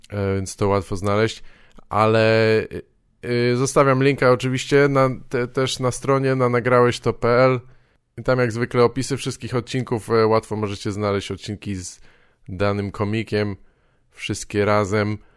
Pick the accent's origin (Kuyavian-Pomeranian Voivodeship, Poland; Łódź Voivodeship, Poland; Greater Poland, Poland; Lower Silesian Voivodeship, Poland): Lower Silesian Voivodeship, Poland; Wałbrzych; jestem z Wałbrzycha